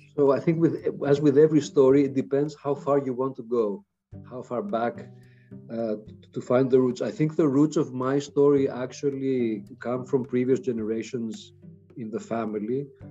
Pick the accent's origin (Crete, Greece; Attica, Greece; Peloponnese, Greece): Attica, Greece; Athens; growing up in Athens